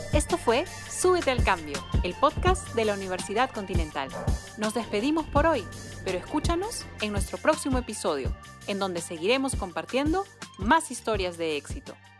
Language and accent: Spanish; Peru; de lo que hemos vivido como peruanos